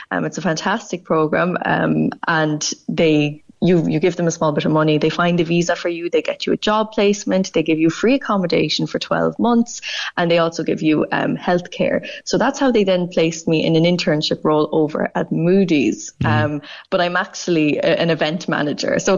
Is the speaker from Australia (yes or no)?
no; Ireland; the best thing about being Irish over there is you'd always have something to talk about with somebody because it be- became just central to your personality.